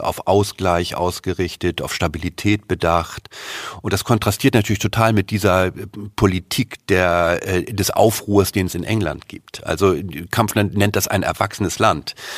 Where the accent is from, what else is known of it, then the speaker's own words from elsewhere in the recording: Germany; uns als Deutsche